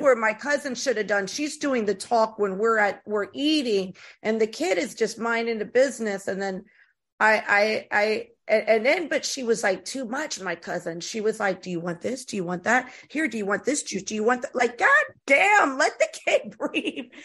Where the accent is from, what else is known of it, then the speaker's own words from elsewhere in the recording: Tampa, Florida, United States; moved away; also born or lived in East Coast / West Coast; I was raised in Florida